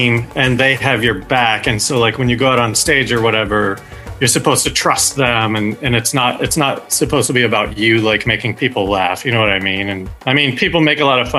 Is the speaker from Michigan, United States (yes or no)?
no; Loveland, Colorado, United States; moved away as an adult; now in Los Angeles, United States; I'm from Loveland, Colorado